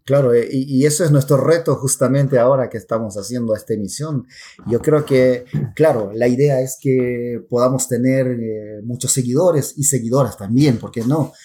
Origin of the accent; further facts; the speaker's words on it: Pucallpa, Ucayali, Peru; accent: Peruvian Amazon; soy peruano de nacimiento y nací en la ciudad de Pucallpa. El acento que ustedes escuchan en estos momentos es un acento de la Amazonía peruana